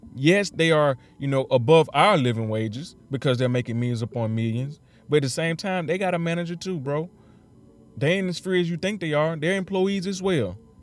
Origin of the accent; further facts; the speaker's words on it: Mississippi, United States; Mississippi, my hometown, my city, my state.